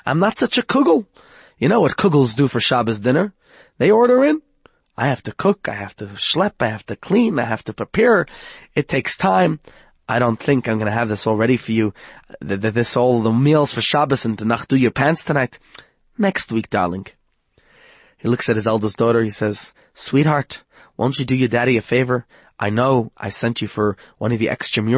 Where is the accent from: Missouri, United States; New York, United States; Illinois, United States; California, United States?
New York, United States; moved away; I come from New York